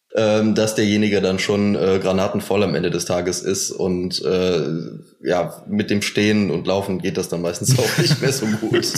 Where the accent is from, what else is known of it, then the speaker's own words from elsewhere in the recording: Cologne, North Rhine-Westphalia, Germany; Wir kommen aus Köln